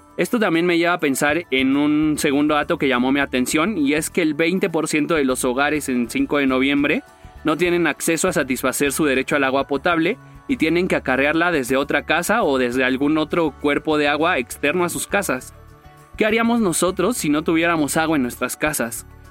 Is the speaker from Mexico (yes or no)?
yes; Mexico